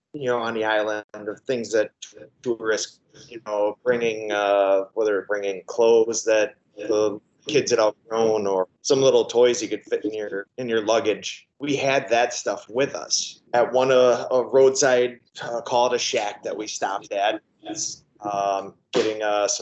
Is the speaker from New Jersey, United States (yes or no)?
no; southeastern Wisconsin, United States; I am born and raised in the area.